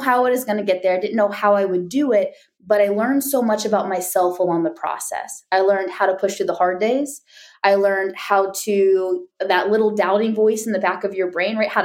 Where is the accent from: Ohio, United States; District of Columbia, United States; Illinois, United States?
Ohio, United States; I'm a Midwest girl. So I grew up here in Ohio, which I still live in Ohio area.